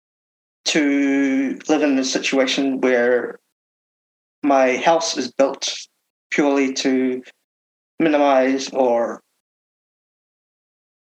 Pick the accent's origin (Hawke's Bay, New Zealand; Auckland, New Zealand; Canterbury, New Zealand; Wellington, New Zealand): Auckland, New Zealand; I am in Auckland, born and raised in Auckland